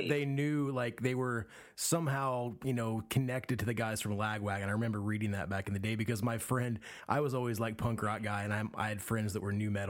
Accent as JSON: {"language": "English", "region": "Indiana", "country": "United States", "tie": "born or raised there", "said": "I grew up in Indiana"}